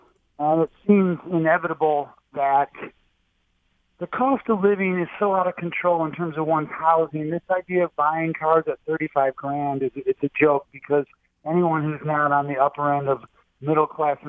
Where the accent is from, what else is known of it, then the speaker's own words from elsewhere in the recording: Allen Park, Michigan, United States; now in Brooklyn, United States; I'm a Michigan native. I grew up right outside of Detroit, Allen Park.